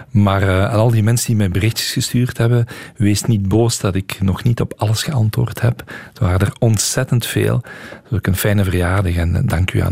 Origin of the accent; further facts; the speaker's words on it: Hasselt, Limburg, Belgium; Heel veel respect voor … en als Hasselaar en zij Hasselse zijn we natuurlijk fier op.